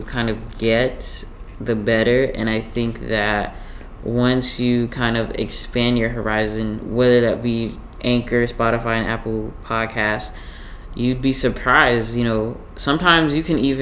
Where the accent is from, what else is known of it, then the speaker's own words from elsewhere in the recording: Jamaica; being Jamaican and having these different cultured foods